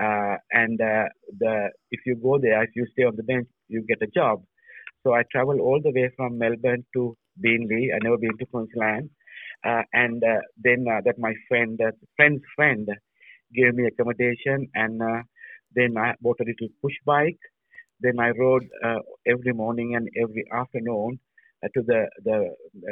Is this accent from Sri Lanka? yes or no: yes; Sri Lanka; moved away as an adult; also born or lived in Europe; now in Australia; I was born in Sri Lanka. I was studied in Sri Lanka